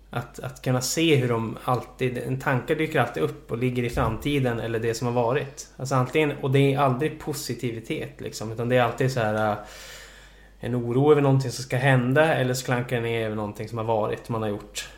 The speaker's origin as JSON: {"language": "Swedish", "town": "Jokkmokk", "region": "Norrbotten County", "country": "Sweden", "tie": "born or raised there", "also_born_or_lived": "Boden", "moved": "yes", "lives_now": "Stockholm, Sweden", "said": "jag föddes i Boden eh, och eh, växte upp i Jokkmokk"}